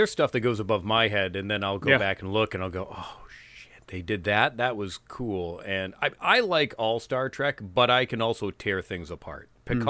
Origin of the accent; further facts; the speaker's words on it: Bethlehem, New Hampshire, United States; I grew up in New Hampshire, small town called Bethlehem. Not a whole lot to do up there.